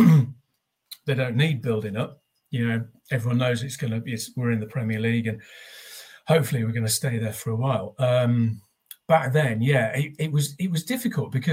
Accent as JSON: {"language": "English", "region": "North East England", "country": "United Kingdom", "tie": "born or raised there", "also_born_or_lived": "Manchester", "moved": "as an adult", "lives_now": "Nottingham, United Kingdom", "said": "I went to school in the northeast"}